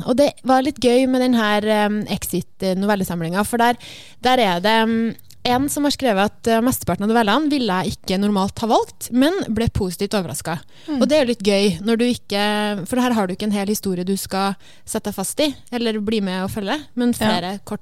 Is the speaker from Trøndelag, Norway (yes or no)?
yes; Trøndelag, Norway; Jeg føler at Det bare, det er kanskje fordi jeg er trønder, da.